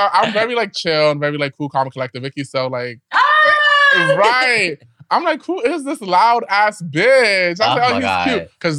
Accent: New York, United States; You know, I'm from New York or whatever.

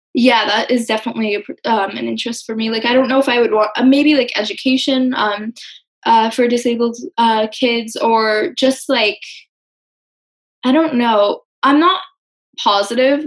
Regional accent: Westport, Connecticut, United States; I'm from Westport, Connecticut.

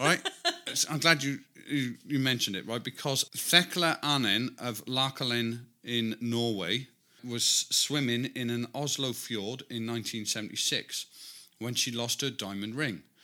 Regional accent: near Newcastle, North East England, United Kingdom; I'm from the north of England, near Newcastle

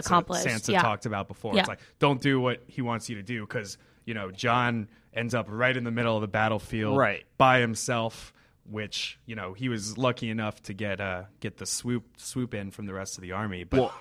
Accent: Florida, United States; I grew up in Florida

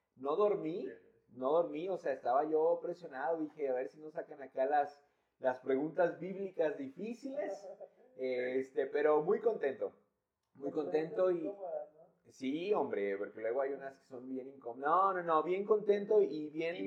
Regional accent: San Luis Potosí, Mexico; soy de San Luis

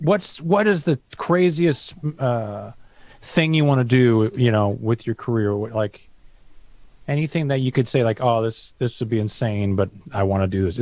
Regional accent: Vancouver, British Columbia, Canada

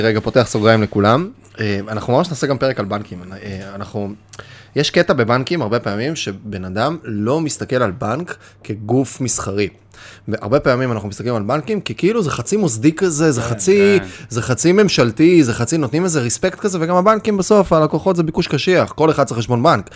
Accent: Kiryat Bialik, Haifa District, Israel; לקחתי בקריית ביאליק שוק, לקחתי, התחלתי, זה היה המקום שגדלתי בו

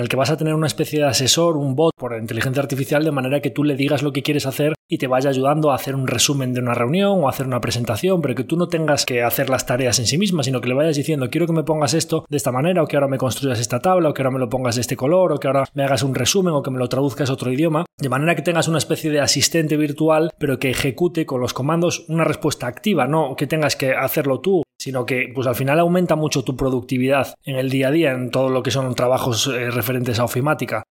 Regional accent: Spain

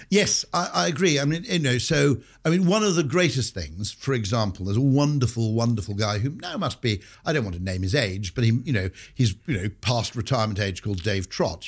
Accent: Wales, United Kingdom; growing up in Wales is a bit of a bonus

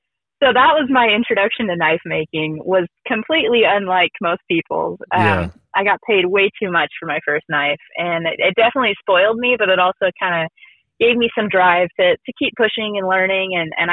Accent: Redding, California, United States; No, so we grew up in Redding. And Redding is up north. It's almost by Oregon. And it's a little mountainy town.

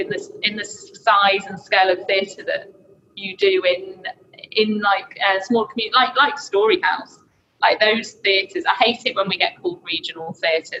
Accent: Blackpool, North West England, United Kingdom; also born or lived in London; Because I'm from up here, well, I'm from Blackpool originally

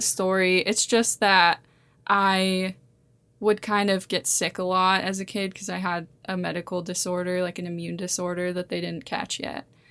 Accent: Montana, United States; I've lived here my whole, my whole life.

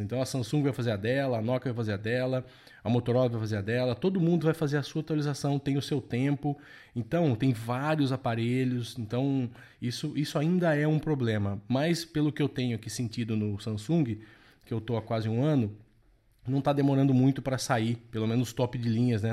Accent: interior of São Paulo, Brazil; eu sou aqui do interior de São Paulo

